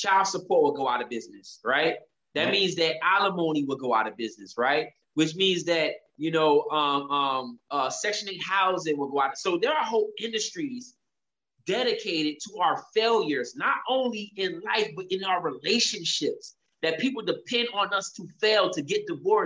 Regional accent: United States; who was born and raised in America

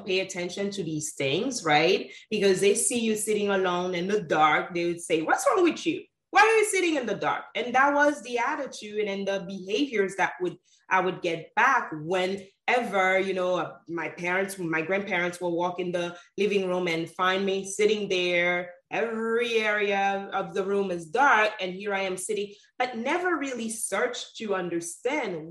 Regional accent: Haiti; moved away; also born or lived in Sint Maarten; at 6 months old, my mother and father took me to Haiti, where I was raised and brought up by my grandparents on my mother's side

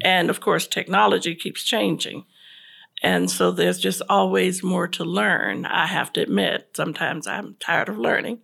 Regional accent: Tampa, Florida, United States; moved away as an adult; now in Charlotte, United States; I'm originally from Tampa, Florida

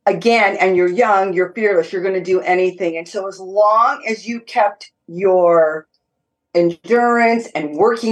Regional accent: Southern California, United States; moved away as an adult; now in Tennessee, United States; I'm born and raised in California.

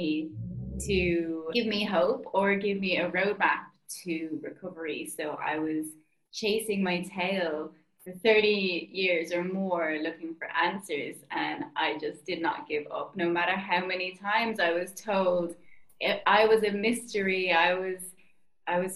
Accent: Ireland; now in Bali, Indonesia; I'm Irish and I'm living in Bali

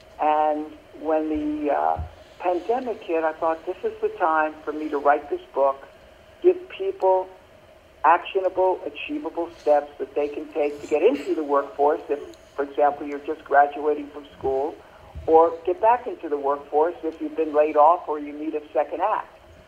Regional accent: Brooklyn, New York, United States; Well, I grew up in Brooklyn, New York.

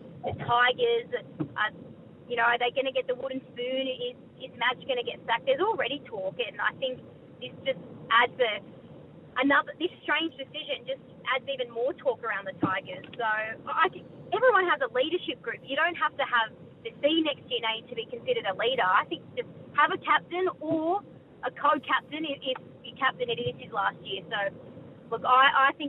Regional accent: New South Wales, Australia; I'm from New South Wales

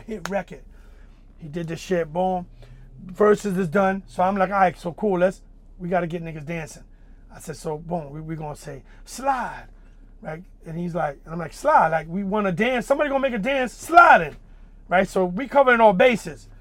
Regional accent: New York City, New York, United States; Dominican, you know, both parents, like, growing up in Wagner Projects

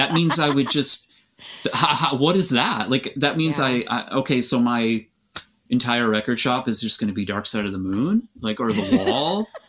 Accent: Aberdeen, Washington, United States; Yes, yeah, definitely. Right. I'm absolutely from Aberdeen.

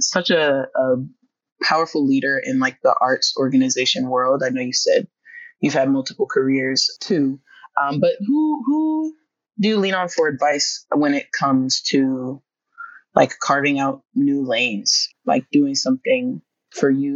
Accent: New Jersey, United States; also born or lived in Washington, District of Columbia, United States; now in Baltimore, United States; I used to live in DC and then I grew up in New Jersey

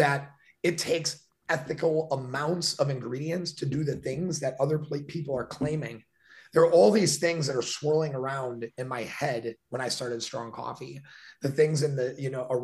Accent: Milwaukee, Wisconsin, United States; I grew up in Milwaukee, which is 30 minutes from Great Lakes, Illinois.

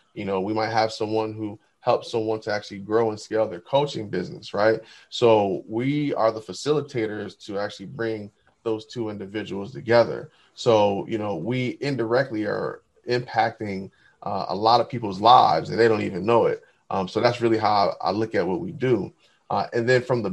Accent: New Jersey, United States; moved away; I'm from New Jersey originally

